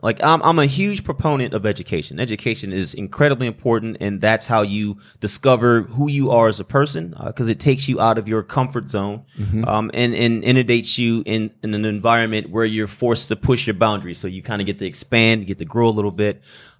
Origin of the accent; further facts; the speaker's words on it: Flint, Michigan, United States; like, you know, it's already said. I come from Flint, Michigan. Parents divorced, moved down here when my mother, she did a cost of benefit or a cost of living analysis